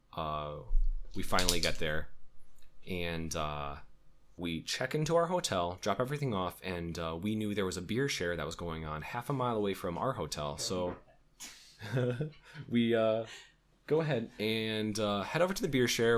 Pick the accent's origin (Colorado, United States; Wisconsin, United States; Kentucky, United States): Wisconsin, United States; we're from Wisconsin